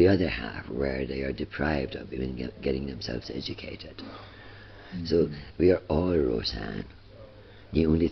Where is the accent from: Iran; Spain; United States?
Iran; moved away; coming from Iran